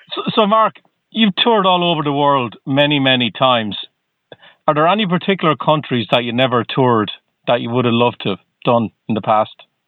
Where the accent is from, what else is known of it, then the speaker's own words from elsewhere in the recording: Ireland; now in Boston, United States; I'm originally from Ireland